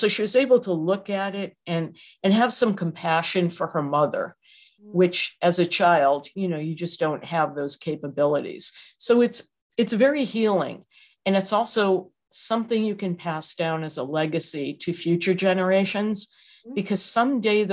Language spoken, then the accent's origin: English; Massachusetts, United States; moved away; I'm from Massachusetts